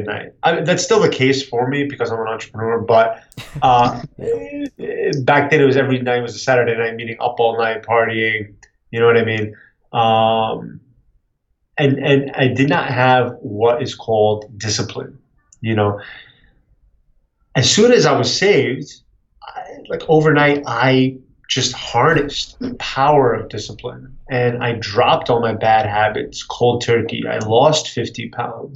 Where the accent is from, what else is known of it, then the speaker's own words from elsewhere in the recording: Connecticut, United States; also born or lived in San Francisco, California; I was raised in Connecticut